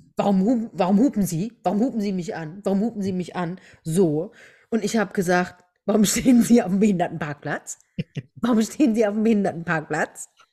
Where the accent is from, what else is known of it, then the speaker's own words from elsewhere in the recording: Germany; hier bei uns in Deutschland